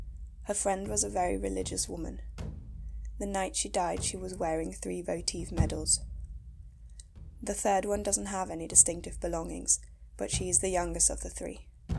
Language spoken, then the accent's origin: English; Spain; I grew up in Spain.